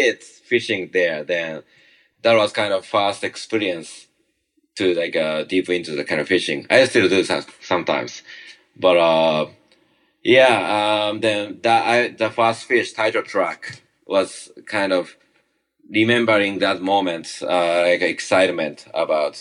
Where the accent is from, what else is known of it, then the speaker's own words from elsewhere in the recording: Tokyo, Japan; English is a second language; moved away as an adult; also born or lived in small island in Japan; now in New York City, United States; I was originally from Tokyo, it's a kind of big kind of city.